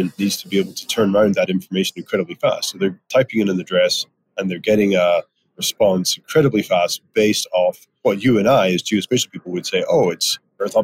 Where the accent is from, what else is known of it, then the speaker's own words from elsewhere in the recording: Edinburgh, Scotland, United Kingdom; moved away as an adult; also born or lived in Aberdeen; now in Prince George, Canada; I grew up in Edinburgh, studied in Aberdeen